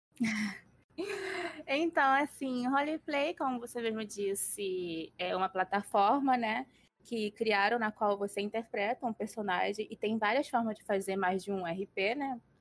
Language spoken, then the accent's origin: Portuguese; Rio de Janeiro, Brazil; tenho 24 anos e sou do Rio de Janeiro